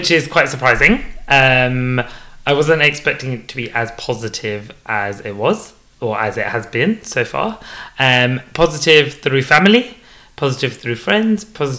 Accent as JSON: {"language": "English", "country": "United Kingdom", "tie": "born or raised there", "said": "I am based in the UK. I was born and bred in the UK. I'm 31 years old. Inheritance of Gujarati. So my dad is from India and my mom is from Kenya. Mm-hmm. And they're both Gujarati."}